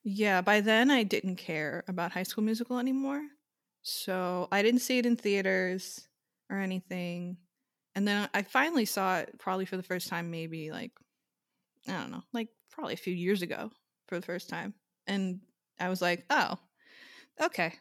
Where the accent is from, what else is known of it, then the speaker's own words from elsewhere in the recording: Long Island, New York, United States; I'm from Long Island